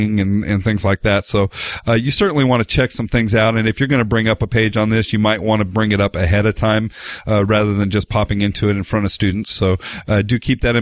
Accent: United States; being from the United States

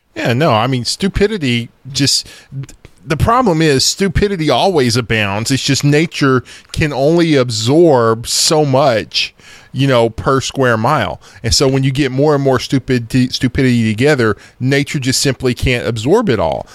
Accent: United States

